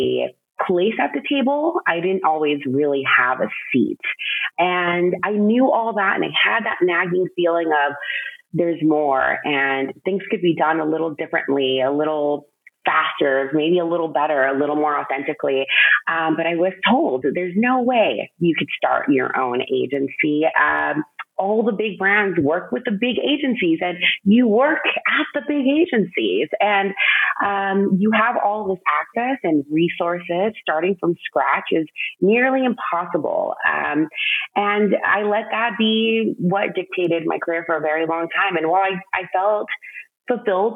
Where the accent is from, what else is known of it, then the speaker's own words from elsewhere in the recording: United States; first generation Mexican American